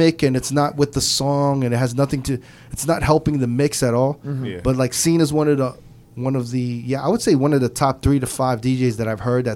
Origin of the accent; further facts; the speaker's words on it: New York, United States; I'm from New York